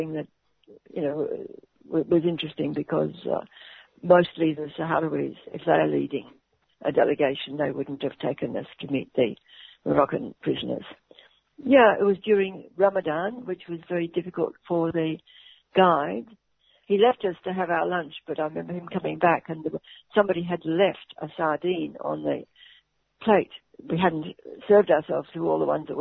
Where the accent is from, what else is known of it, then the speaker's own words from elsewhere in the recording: Melbourne, Victoria, Australia; I'm from Melbourne